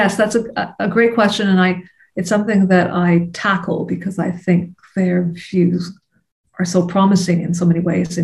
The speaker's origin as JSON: {"language": "English", "country": "Canada", "said": "As a Canadian, I'm conscious of issues of colonialism within the borders of my own country"}